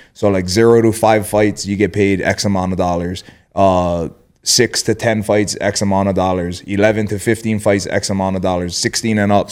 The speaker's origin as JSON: {"language": "English", "region": "Hawaii", "country": "United States", "tie": "born or raised there", "said": "growing up in Hawaii and getting into fights"}